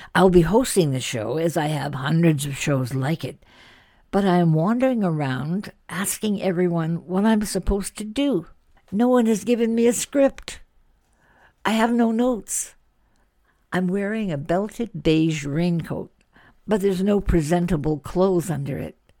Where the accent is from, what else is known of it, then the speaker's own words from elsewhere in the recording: Canada; I'm Canadian